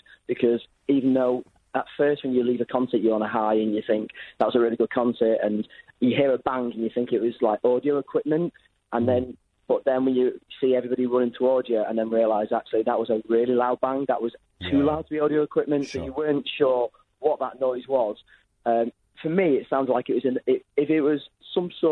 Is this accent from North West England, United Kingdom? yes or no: yes; Warrington, North West England, United Kingdom; because I'm from Warrington